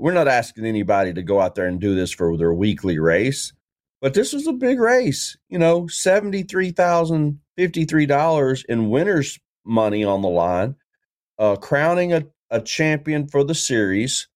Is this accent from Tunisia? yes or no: no; Tennessee, United States; I'm from Tennessee